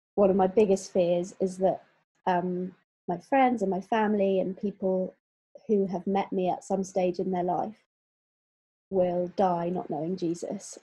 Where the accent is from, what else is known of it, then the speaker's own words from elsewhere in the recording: Exeter, South West England, United Kingdom; also born or lived in London; now in Bristol, United Kingdom; I'm from Exeter